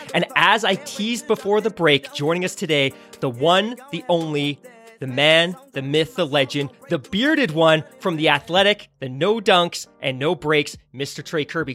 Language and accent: English; Vancouver, British Columbia, Canada; I grew up in Vancouver, B C.